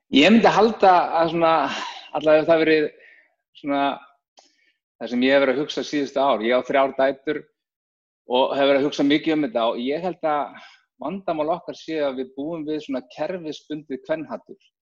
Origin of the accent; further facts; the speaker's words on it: Reykjavík, Capital Region, Iceland; ólst þannig upp bara í Reykjavík